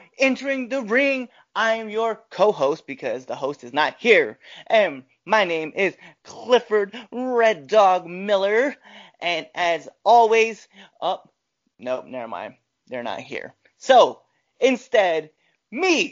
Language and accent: English; Panama; soy panameño